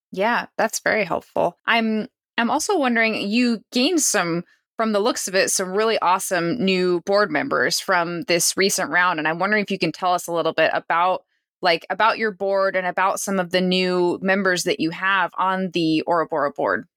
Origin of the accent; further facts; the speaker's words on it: Eastern Washington, United States; I grew up in Eastern Washington.